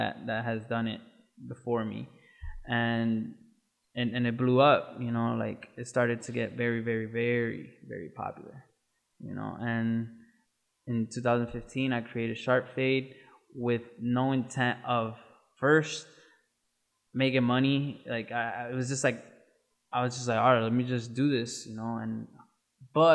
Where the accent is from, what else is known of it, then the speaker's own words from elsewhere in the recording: Waterbury, Connecticut, United States; I grew up in Waterbury, Connecticut